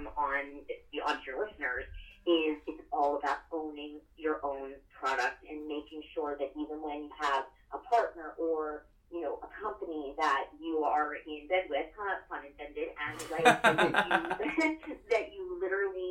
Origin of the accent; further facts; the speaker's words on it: United States; also born or lived in Philadelphia, Pennsylvania / New Jersey; I grew up in Philly and Jersey